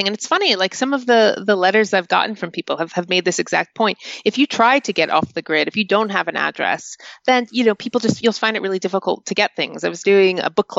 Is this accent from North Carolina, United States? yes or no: yes; North Carolina, United States; moved away as an adult; now in United Kingdom; where I grew up in North Carolina